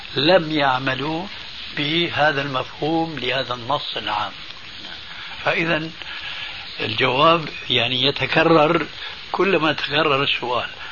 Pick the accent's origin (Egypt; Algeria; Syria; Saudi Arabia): Syria; عندنا في الشام